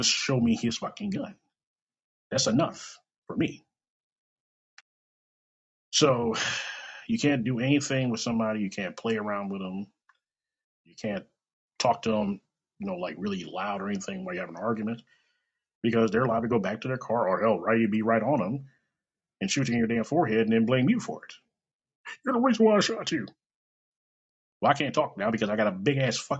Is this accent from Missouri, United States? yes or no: yes; Kansas City, Missouri, United States; I was born and raised in Kansas City.